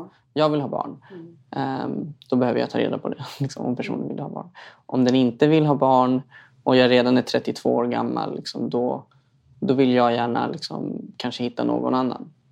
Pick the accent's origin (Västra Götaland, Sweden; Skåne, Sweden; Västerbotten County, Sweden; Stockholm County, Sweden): Stockholm County, Sweden; Stockholm; uppvuxen i en förort i Stockholm.